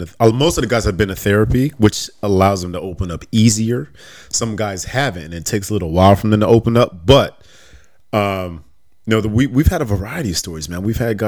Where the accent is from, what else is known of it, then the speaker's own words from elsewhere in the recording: Las Vegas, Nevada, United States; now in Los Angeles, United States; I'm born and raised in Las Vegas.